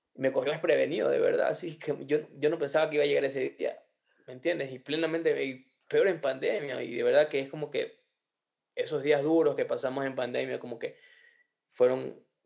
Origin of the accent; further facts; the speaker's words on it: Ecuador; somos ecuatorianos